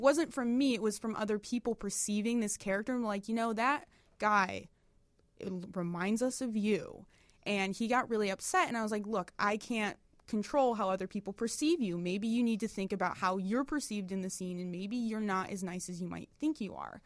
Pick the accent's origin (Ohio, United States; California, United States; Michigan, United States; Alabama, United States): Michigan, United States; Detroit; moved away as an adult; now in Chicago, United States; I'm, we're from Detroit originally.